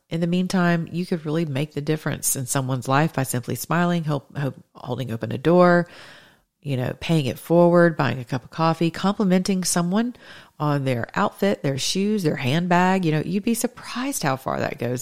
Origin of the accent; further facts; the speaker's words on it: the South, United States; I'm a Southerner.